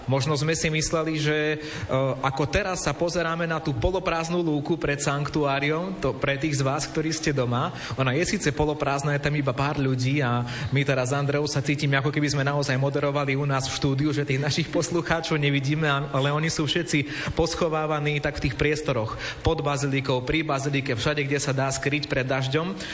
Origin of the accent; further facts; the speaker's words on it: Svrčinovec, Žilina Region, Slovakia; pochádzam zo Svrčinovca.